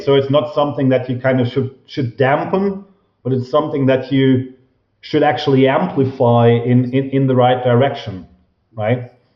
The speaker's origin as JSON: {"language": "English", "country": "Germany", "said": "I'm from Germany, obviously"}